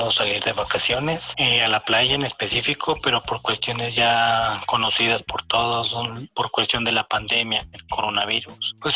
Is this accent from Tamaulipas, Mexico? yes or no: no; Guadalajara, Jalisco, Mexico; eh, soy de Guadalajara